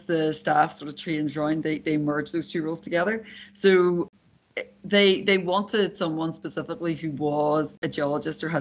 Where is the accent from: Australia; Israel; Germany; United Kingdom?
United Kingdom; Derry, Northern Ireland; moved away; I am a Northern Irish person. I grew up just outside Derry or Londonderry